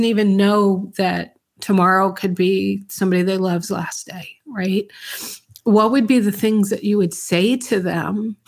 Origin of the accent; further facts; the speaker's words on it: Yonkers, New York, United States; also born or lived in The Bronx, New York; I grew up in the Bronx in Yonkers, New York